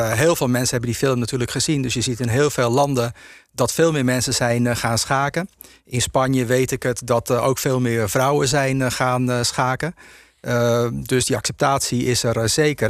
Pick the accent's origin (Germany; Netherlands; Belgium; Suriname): Netherlands; Zaanstreek, North Holland; ik ben ehm, eh, geboren in de Zaanstreek. En ik heb altijd veel in het Agatenpark gespeeld